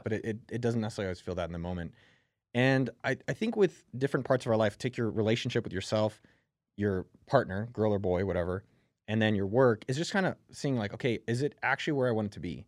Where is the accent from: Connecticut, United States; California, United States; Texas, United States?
California, United States; Bay Area; When I grew up in the Bay Area